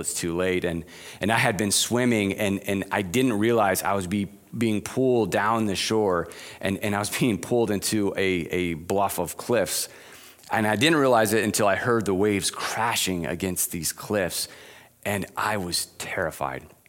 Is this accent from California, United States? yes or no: no; Arizona, United States; moved away; growing up in Arizona